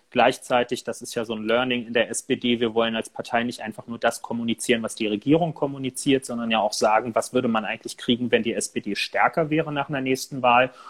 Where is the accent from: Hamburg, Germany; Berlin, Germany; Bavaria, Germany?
Berlin, Germany; Als Berliner, als jemand, der hier ja auch viel mit Mietendeckel und so jetzt zu tun hatte